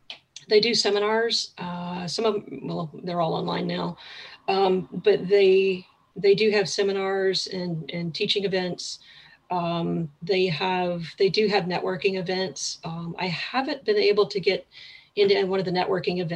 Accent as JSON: {"language": "English", "town": "Picayune", "region": "Mississippi", "country": "United States", "tie": "born or raised there", "also_born_or_lived": "Metairie, Louisiana / Kenner, Louisiana", "moved": "as an adult", "lives_now": "Maine, United States", "said": "that's where I went from fourth grade through high school. So spent a good chunk of time in Mississippi"}